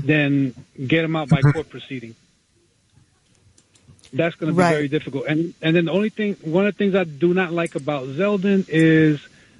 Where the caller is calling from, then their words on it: New York, United States; I'm calling from New York.